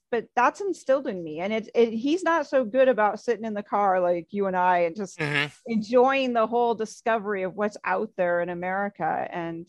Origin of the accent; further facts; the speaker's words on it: Ames, Iowa, United States; Ames, Iowa.